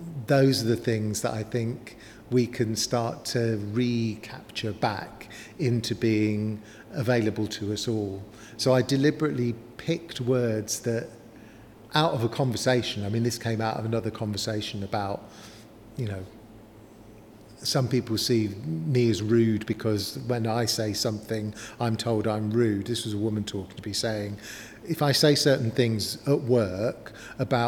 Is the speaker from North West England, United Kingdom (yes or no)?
no; London, United Kingdom; moved away as an adult; now in Newcastle upon Tyne, United Kingdom; I'm originally from North London